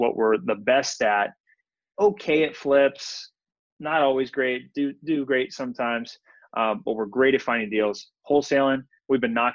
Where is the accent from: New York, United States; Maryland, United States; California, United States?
California, United States; Visalia; moved away as an adult; now in San Diego, United States; I grew up in Visalia, California